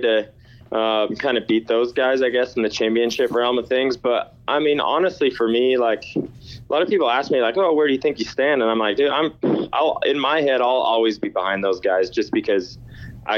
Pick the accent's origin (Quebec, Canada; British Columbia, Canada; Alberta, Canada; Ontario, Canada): Ontario, Canada; Ottawa; I have to stay true to my hometown team